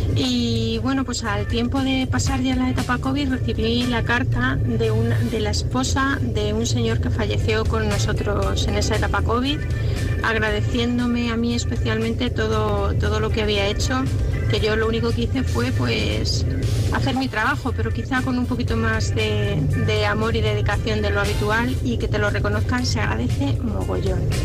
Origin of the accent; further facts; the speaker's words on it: Colombia; now in Bilbao, Spain; Yo soy colombiana y recién llegada a Bilbao